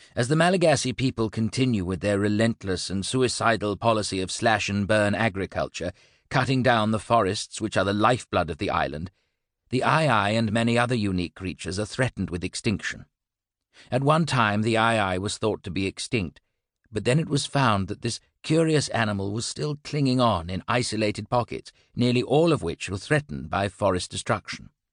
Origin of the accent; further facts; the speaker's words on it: London, United Kingdom; now in Sydney, Australia; as a child growing up in London in the, in the seventies and eighties